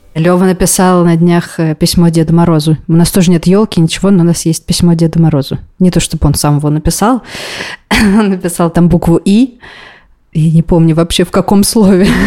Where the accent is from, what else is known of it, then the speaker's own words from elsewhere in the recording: Kazan, Tatarstan, Russia; moved away as an adult; now in Israel; мне 29 лет, а 28 новых годов я отмечала в Казани со всей семьей